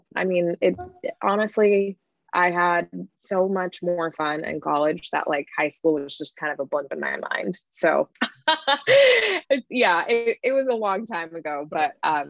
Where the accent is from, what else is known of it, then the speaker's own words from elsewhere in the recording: Lakewood, Washington, United States; moved away as an adult; also born or lived in Los Angeles; Well, I grew up in Lakewood, just south of Tacoma.